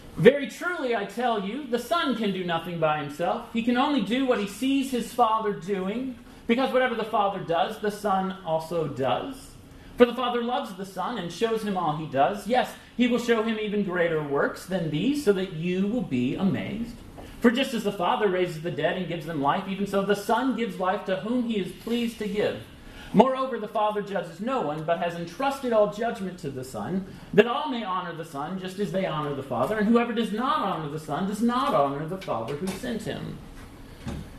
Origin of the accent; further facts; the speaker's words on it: Alabama, United States; I'm from the South. I'm from Alabama